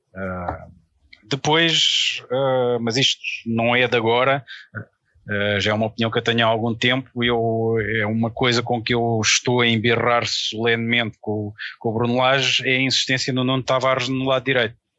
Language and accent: Portuguese; Algarve, Portugal; also born or lived in Lisbon; eu nasci em Lisboa, sou lisboeta, mas eu fui muito novo para o Algarve.